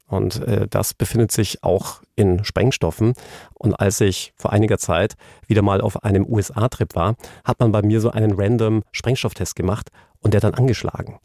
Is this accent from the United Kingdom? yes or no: yes; England, United Kingdom; now in Germany; mein Heimatland England